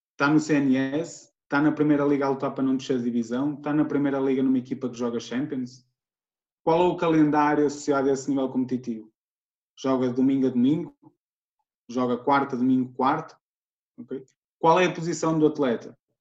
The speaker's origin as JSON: {"language": "Portuguese", "town": "Guimarães", "region": "Norte", "country": "Portugal", "said": "tenho 28 anos, sou de Guimarães"}